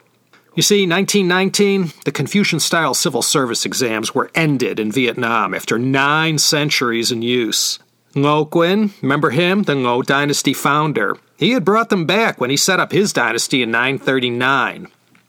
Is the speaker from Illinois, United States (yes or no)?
yes; Chicago, Illinois, United States; When I was growing up in Chicago during the 60s